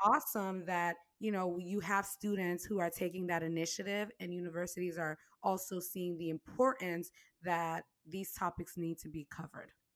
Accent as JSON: {"language": "English", "country": "Haiti", "tie": "born or raised there", "moved": "yes", "said": "I was born in Haiti"}